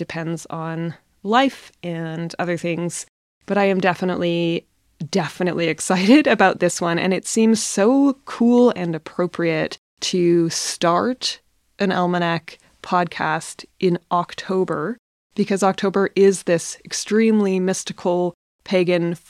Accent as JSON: {"language": "English", "region": "north of British Columbia", "country": "Canada", "tie": "born or raised there", "also_born_or_lived": "Iceland", "said": "back to Canada, back to my hometown in the north of British Columbia"}